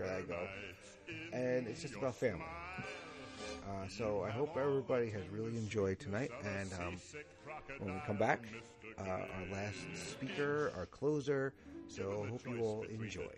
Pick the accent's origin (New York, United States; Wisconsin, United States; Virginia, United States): New York, United States; accent: New York; now in Connecticut, United States; I grew up in New York and always went down to see the tree